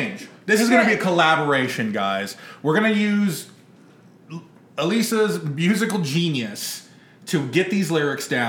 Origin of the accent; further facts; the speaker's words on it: San Antonio, Texas, United States; we're from San Antonio